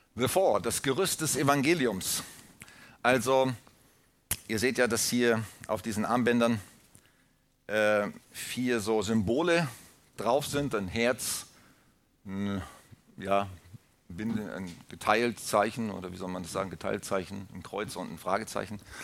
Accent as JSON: {"language": "German", "country": "Germany", "said": "wir als Deutsche"}